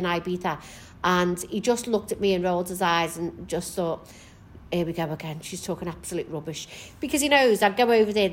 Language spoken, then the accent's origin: English; Kirkby, North West England, United Kingdom; also born or lived in Maghull; now in Liverpool, United Kingdom; Originally, from Kirby. I was raised in Kirby